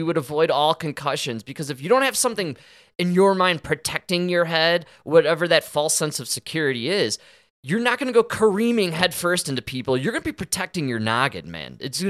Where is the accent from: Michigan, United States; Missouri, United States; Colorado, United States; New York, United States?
Colorado, United States; Denver; I'm from Denver, Colorado.